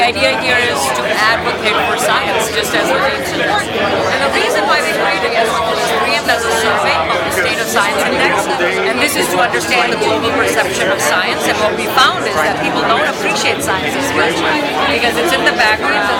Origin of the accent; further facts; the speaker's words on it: India; moved away; I came as an immigrant from India